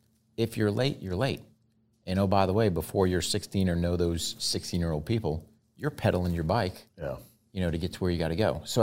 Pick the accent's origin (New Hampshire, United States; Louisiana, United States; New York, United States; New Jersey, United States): New Hampshire, United States; moved away; Originally from New Hampshire.